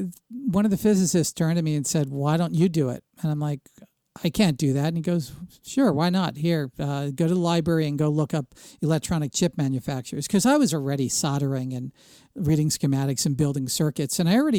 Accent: Princeton, New Jersey, United States; But I grew up in the Princeton area of New Jersey during the heyday of the Bell Laboratories and the pre-divestiture AT&T.

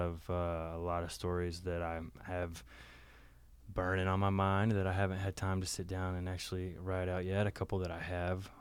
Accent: the South, United States; moved away; growing up in the South, we had a lot of dogs

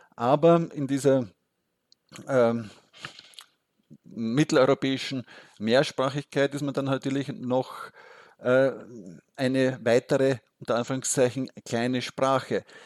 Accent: Austria; als Österreicher

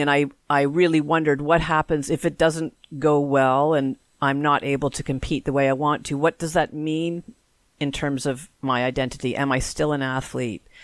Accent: Canada; we are Canadian after all.

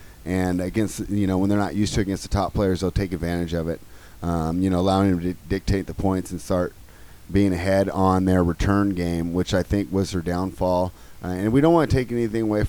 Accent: United States; as an American

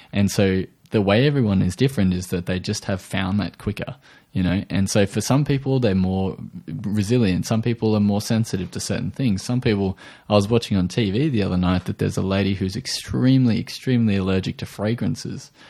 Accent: Australia

